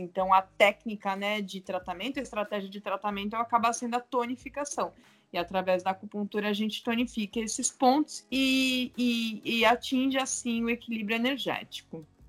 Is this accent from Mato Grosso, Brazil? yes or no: no; Santos, São Paulo, Brazil; Eu sou de Santos